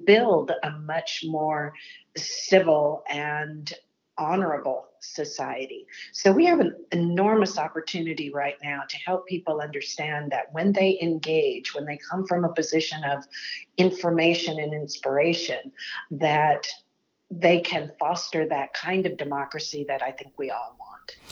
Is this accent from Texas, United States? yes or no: yes; Texas, United States; moved away as an adult; now in Washington, United States; I worked in state government in my home state of Texas for the State Department of Education there